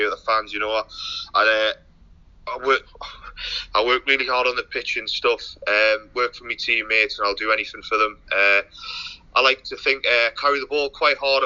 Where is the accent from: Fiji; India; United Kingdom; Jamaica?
United Kingdom; North Shields, North East England; I'm from North Shields